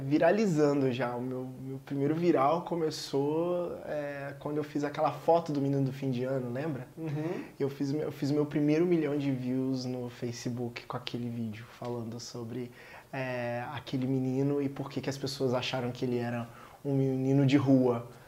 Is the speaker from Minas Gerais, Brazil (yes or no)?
yes; Juiz de Fora, Minas Gerais, Brazil; eu sou de Juiz de Fora, Minas Gerais, aqui pertinho, né, do Rio, e a minha cidade é uma cidade muito racista